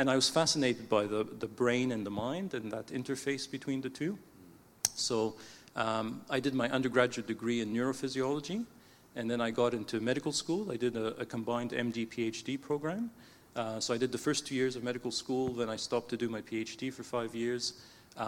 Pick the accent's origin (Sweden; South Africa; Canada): Canada; I was born in Canada to parents who had emigrated from Egypt. So both my parents were Egyptian. So when I first grew up, it was in the Coptic Orthodox Church